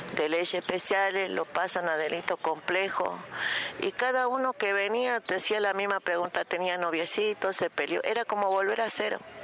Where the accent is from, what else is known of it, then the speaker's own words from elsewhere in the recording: Palpalá, Jujuy, Argentina; somos de Palpalá, de Jujuy, de la provincia de Jujuy